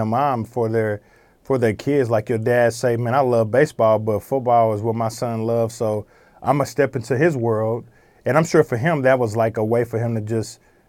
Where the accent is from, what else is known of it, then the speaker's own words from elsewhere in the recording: Oklahoma, United States; I grew up here in Oklahoma